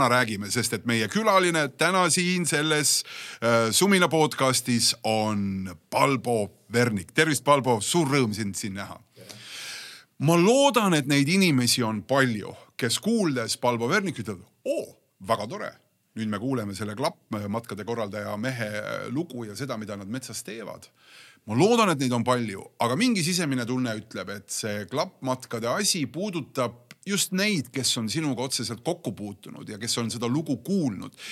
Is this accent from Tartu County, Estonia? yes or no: no; Tallinn, Harju County, Estonia